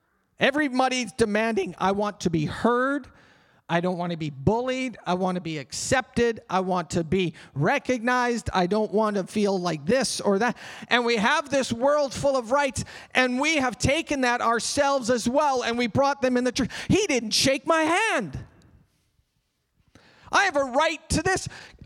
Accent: Canada; Because I have rights. I'm a Canadian citizen. I have rights.

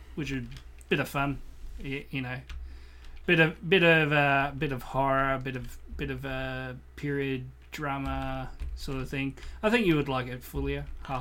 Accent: Australia; As a Australian growing up in the, in the nineties

